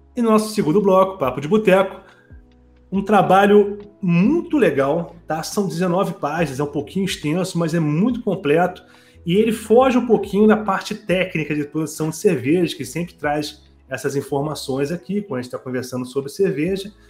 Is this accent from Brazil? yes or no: yes; Rio de Janeiro, Brazil; Eu, eu que sou do Rio de Janeiro